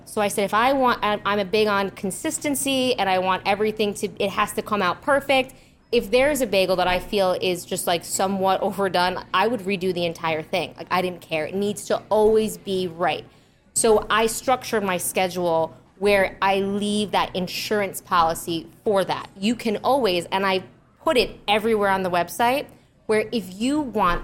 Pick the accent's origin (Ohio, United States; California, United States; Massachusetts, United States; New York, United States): New York, United States; I'm from New York